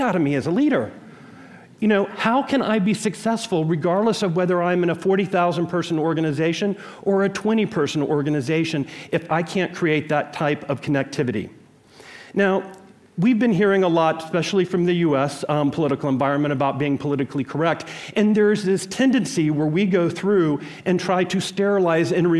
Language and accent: English; Jackson, Mississippi, United States; I was born in Jackson, Mississippi in 1966